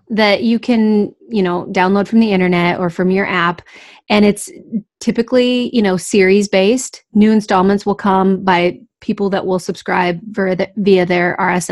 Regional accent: Iowa, United States; I was born in Iowa, and I spent most of my teaching career in Iowa

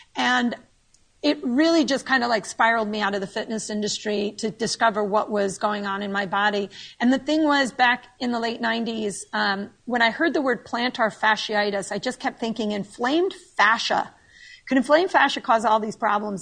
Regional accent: New York, United States; moved away as an adult; now in Naples, United States; I am a New Yorker born and raised

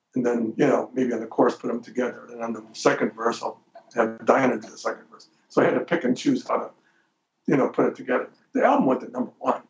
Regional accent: Detroit, Michigan, United States; now in Los Angeles, United States; I'm Italian from Detroit

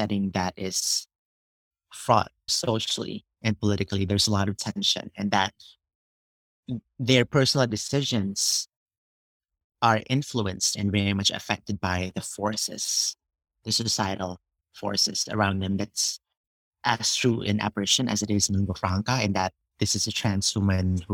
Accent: Philippines; moved away; I was born and grew up in the Philippines

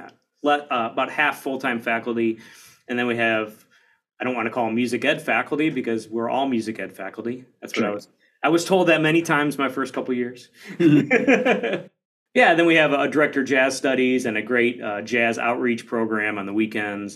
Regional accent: Detroit, Michigan, United States; moved away as an adult; also born or lived in Dallas, Texas; now in Chicago, United States; I grew up in the Detroit area. Plymouth Canton was an area between Detroit and Ann Arbor.

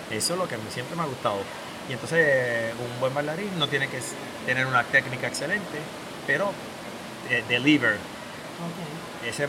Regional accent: Puerto Rico; ¿tú eres cubano? Y yo, no, soy puertorriqueño.

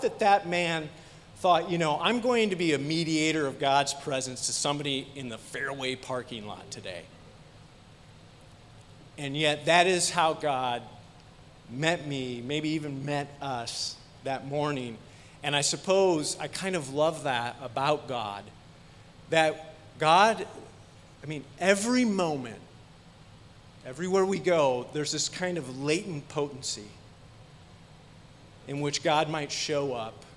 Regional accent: Iowa, United States; We grew up in Iowa

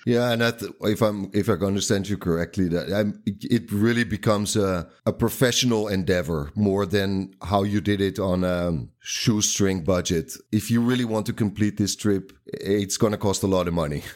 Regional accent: Netherlands; I can read Afrikaans because I'm from the from the Netherlands.

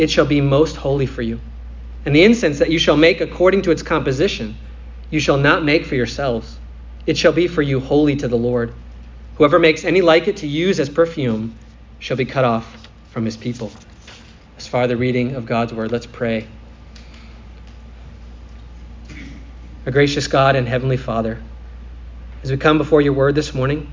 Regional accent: Minnesota, United States; Or I'm playing goalie on the soccer field in the summer in Minnesota

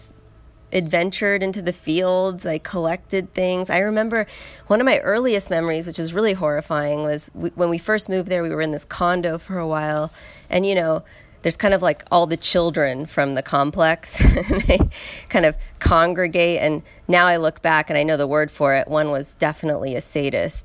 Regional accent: San Luis Obispo, California, United States; now in Los Angeles, United States; I'm from L.A. originally. I was born in L.A., but mainly I was raised in San Luis Obispo

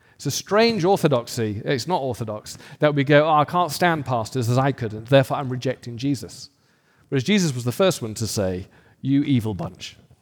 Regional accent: United Kingdom; now in United States; I'm an American, but a new one. And so I've got this cultural British thing going on

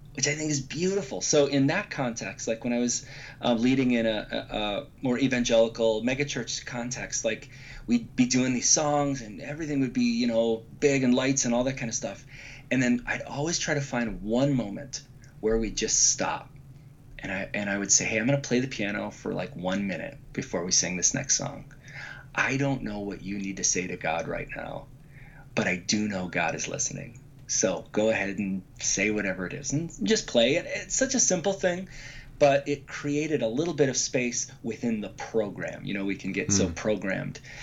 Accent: Chicago, Illinois, United States; also born or lived in Grand Rapids, Michigan; I grew up in the Chicago area. I've lived here my whole life, except for seven years in Grand Rapids, but that's still Midwest

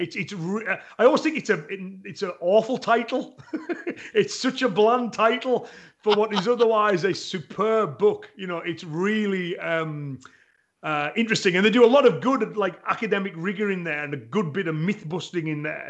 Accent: England, United Kingdom; me as an Englishman

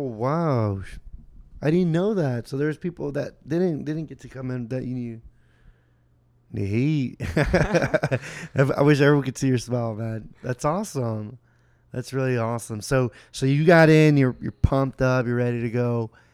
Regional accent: Houston, Texas, United States; now in Austin, United States; I grew up two, three hours away from here. I'm from Houston.

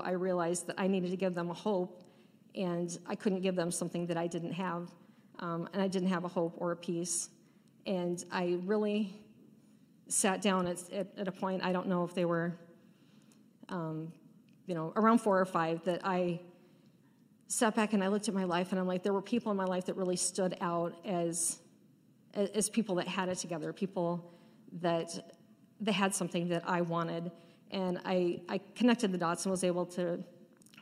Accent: Pacific Northwest, United States; We grew up in the Pacific Northwest in the Valley of the Mountains and had a really awesome childhood

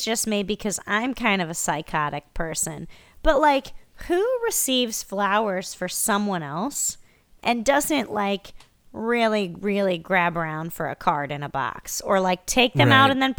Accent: Midwest, United States; I'm from the Midwest.

